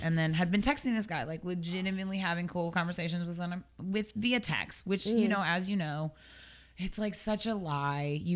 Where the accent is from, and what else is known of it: Seattle, Washington, United States; born or raised there; moved away